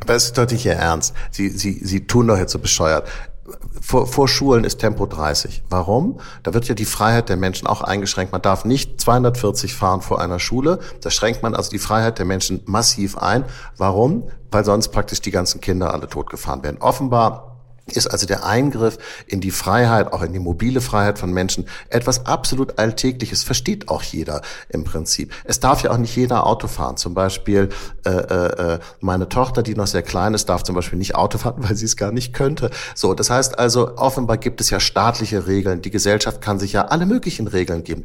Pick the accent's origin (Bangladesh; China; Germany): Germany; Hamburg; Wir Hamburger sind bekannt dafür, wie wir aus uns selber herausgehen